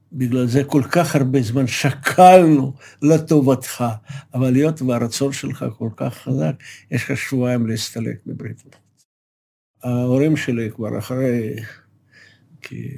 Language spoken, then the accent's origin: Hebrew; Moscow, Russia; moved away as an adult; now in Israel; נולדתי במושקו